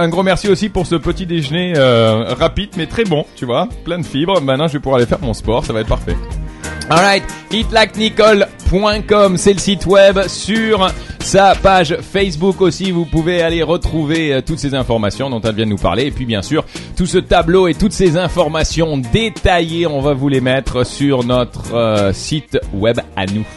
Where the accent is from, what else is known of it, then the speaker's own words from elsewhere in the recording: France; moi je suis français